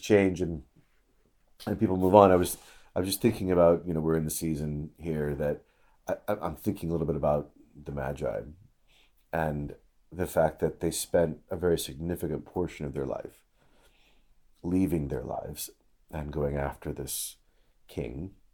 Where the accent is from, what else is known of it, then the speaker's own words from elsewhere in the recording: Illinois, United States; moved away; I was just back in Illinois for a funeral, and I've not been back to my hometown